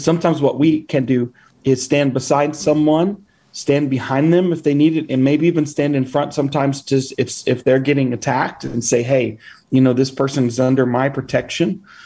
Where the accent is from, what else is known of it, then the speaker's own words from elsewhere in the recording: United States; as an American planting a church in Honduras